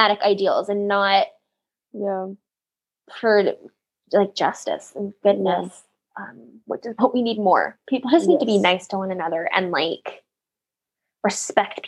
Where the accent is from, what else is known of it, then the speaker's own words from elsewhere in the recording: United States; as an American